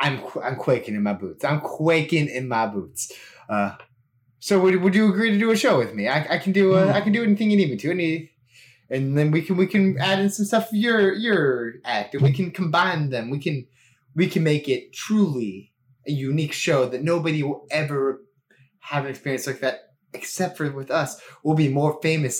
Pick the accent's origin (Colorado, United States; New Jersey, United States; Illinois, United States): Illinois, United States; Chicago; I think, I'm from Chicago. I think we can connect these two cities